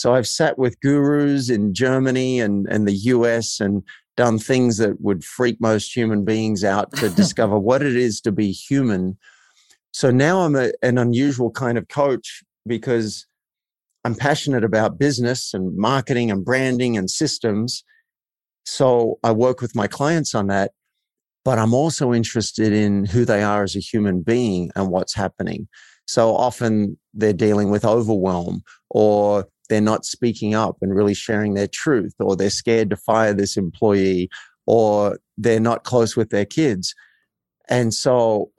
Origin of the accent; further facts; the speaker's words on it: Australia; I grew up in a country town in Australia.